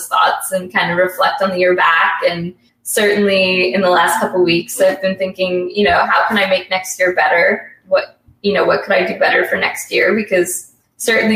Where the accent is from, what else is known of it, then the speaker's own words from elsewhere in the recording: Canada; being Canadian